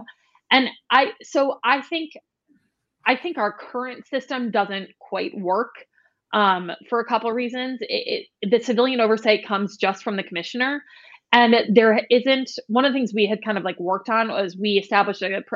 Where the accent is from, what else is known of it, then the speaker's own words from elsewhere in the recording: New York City, New York, United States; now in Saratoga Springs, United States; I grew up in New York City